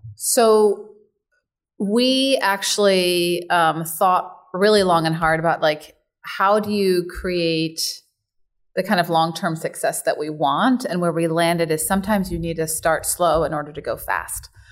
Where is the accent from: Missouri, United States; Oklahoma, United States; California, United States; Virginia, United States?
California, United States; San Diego; also born or lived in Germany; I was born in Germany, immigrated when I was about eleven, and then grew up in San Diego